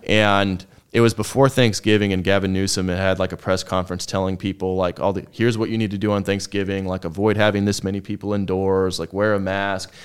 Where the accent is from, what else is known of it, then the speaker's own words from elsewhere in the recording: Orange County, Southern California, United States; also born or lived in Texas; I was born and raised in SoCal, but down in Orange County